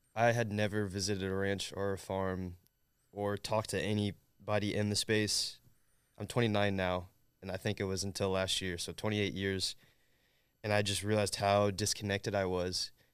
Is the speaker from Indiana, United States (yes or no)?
yes; Southern Indiana, United States; I'm from Southern Indiana